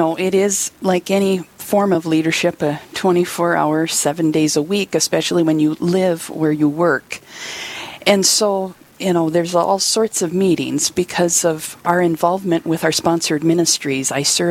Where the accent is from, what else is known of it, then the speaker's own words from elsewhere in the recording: Valley City, North Dakota, United States; now in Bismarck, United States; I grew up on a small grain and cattle farm in eastern North Dakota near Valley City.